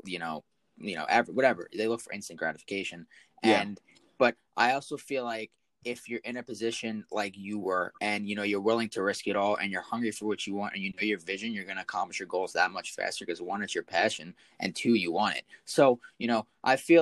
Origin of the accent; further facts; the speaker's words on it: North Carolina, United States; now in South Carolina, United States; I'm originally from North Carolina